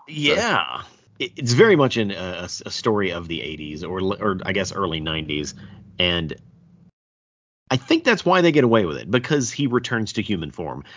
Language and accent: English; the South, United States; I'm from the South.